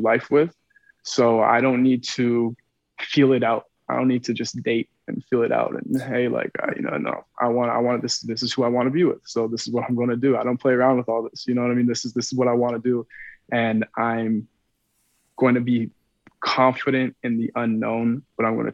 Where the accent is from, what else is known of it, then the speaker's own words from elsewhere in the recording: Winnipeg, Manitoba, Canada; I'm from Winnipeg, Manitoba.